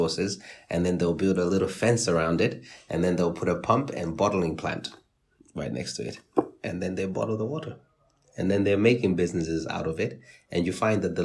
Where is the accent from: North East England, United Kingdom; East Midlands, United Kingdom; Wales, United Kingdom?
East Midlands, United Kingdom; Nottingham; where I grew up in Nottingham.